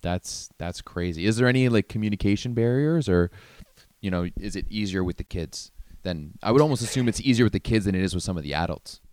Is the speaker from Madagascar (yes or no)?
no; Ottawa, Ontario, Canada; I grew up in Ottawa